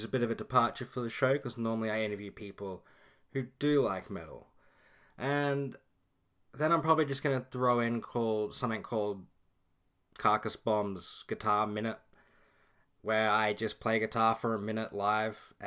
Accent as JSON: {"language": "English", "country": "Australia", "said": "I'm Australian"}